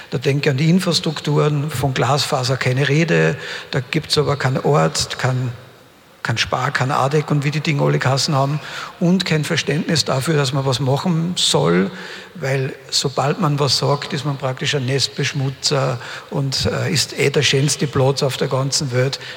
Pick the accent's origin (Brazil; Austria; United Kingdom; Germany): Austria; Upper Austria; Ich komme ja selbst aus dem Hausruck. Meine gesamte Familie war im braunen Kohlebergbau tätig, 159 Jahre.